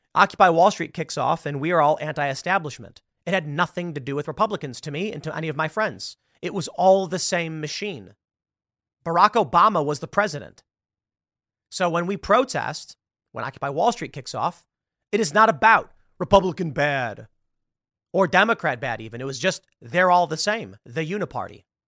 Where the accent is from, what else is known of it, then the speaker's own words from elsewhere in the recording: Chicago, Illinois, United States; moved away; I'm from Chicago. I grew up in an urban liberal area